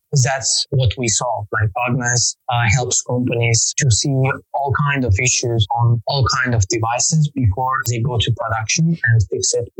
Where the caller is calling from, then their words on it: Azerbaijan; From Azerbaijan.